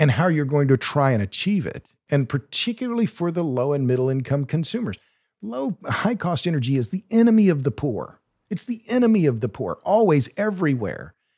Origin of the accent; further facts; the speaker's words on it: Oklahoma, United States; moved away as an adult; now in Texas, United States; I'm from Oklahoma